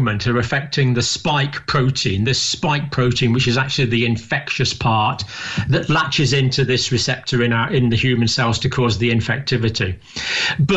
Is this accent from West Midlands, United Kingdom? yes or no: no; Scotland, United Kingdom; also born or lived in Ireland (ancestry); now in England; I was born in Scotland, but I have proud Irish ancestry on several sides of my family